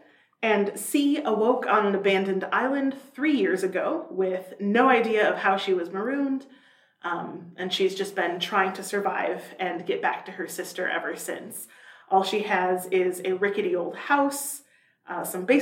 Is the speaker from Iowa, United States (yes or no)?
yes; Iowa, United States; we're both from Iowa